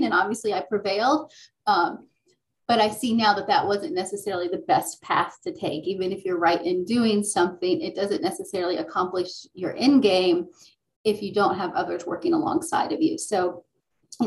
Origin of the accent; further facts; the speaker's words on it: Gwinnett County, Georgia, United States; I grew up in Gwinnett County public school system